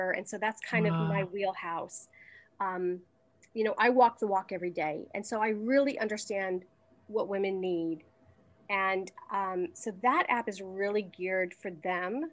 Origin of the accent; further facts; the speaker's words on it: United States; moved away as an adult; now in Manhattan, Kansas, United States; I am originally from the New York, New Jersey area. I am currently living in Manhattan, Kansas